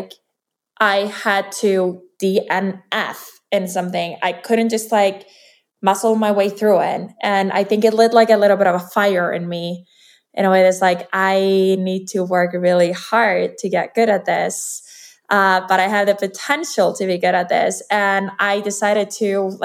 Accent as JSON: {"language": "English", "country": "Iceland", "said": "I'm from Iceland, and I'm a professional athlete"}